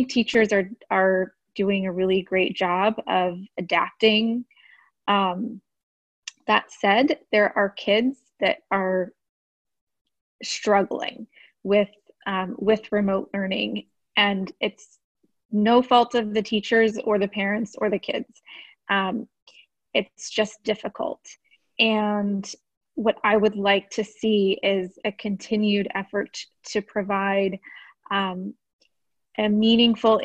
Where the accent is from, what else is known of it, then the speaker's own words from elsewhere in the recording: Austin, Texas, United States; I grew up here in Austin. I went through AISD. I graduated from Austin High